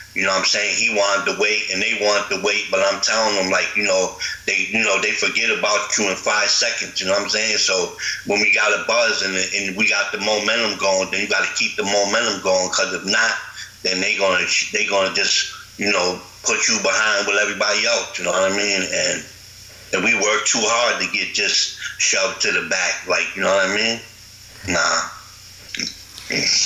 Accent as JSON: {"language": "English", "town": "Binghamton", "region": "New York", "country": "United States", "said": "where I come from Binghamton is not a place"}